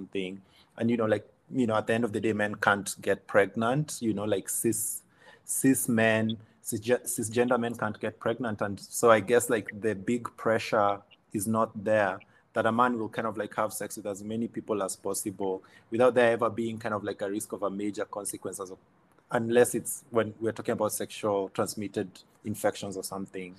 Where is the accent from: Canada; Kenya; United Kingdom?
Kenya